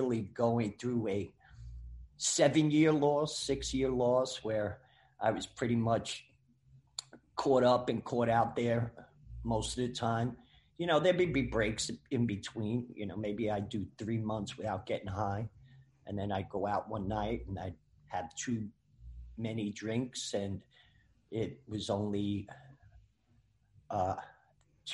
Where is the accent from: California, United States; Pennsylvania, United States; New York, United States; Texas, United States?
New York, United States; Growing up in New York